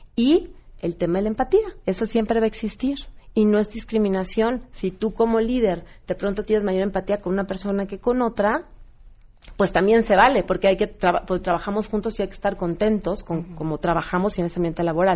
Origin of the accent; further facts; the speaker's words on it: Mexico; los que más nos discriminamos somos nosotros, los mexicanos o los latinos.